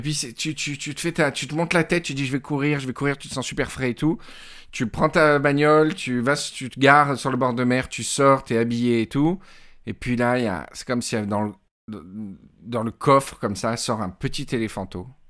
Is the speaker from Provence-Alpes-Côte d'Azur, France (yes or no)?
yes; Mandelieu-la-Napoule, Provence-Alpes-Côte d'Azur, France; je suis parti de Mandelieu et c'est toute mon enfance, tu vois, toute cette côte mandelocienne